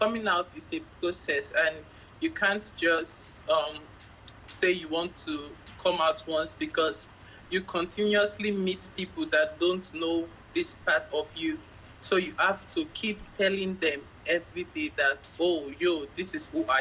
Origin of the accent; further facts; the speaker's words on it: Lagos, Nigeria; I'm from Lagos, Nigeria.